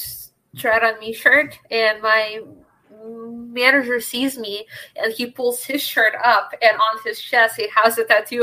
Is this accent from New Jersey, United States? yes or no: no; Bay Area, California, United States; moved away as an adult; now in Boston, United States; I grew up in the Bay Area